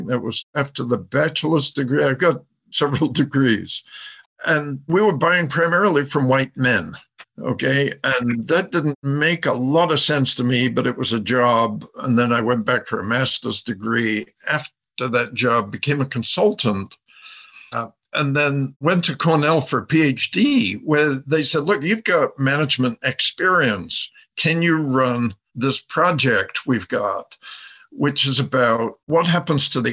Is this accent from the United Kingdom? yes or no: yes; England, United Kingdom; accent: English; now in United States; I have an English accent. I was brought up in England.